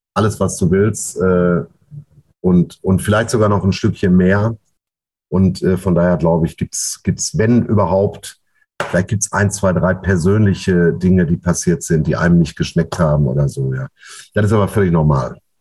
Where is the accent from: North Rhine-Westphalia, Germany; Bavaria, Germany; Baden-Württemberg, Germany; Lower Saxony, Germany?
North Rhine-Westphalia, Germany; Ruhr area; bei uns im Pott